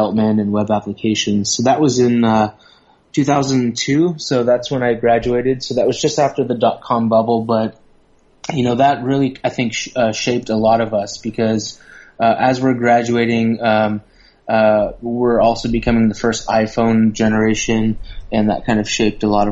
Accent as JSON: {"language": "English", "region": "Southern California", "country": "United States", "tie": "born or raised there", "moved": "as an adult", "lives_now": "Thailand", "said": "Growing up in Southern California, there was it was very diverse"}